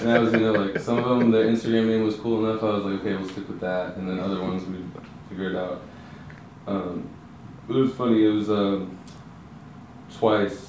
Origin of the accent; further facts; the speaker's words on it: Houston, Texas, United States; I'm from Houston